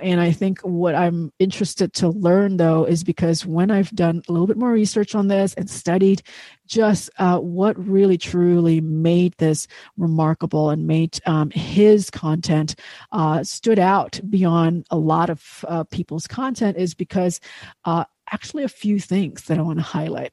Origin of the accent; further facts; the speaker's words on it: Indonesia; I grew up in Indonesia